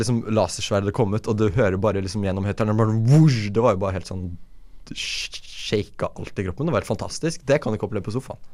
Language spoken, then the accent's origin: Norwegian; Fredrikstad, Østfold, Norway; jeg kommer jo fra Fredrikstad, som har Norges beste kino åtte år på rad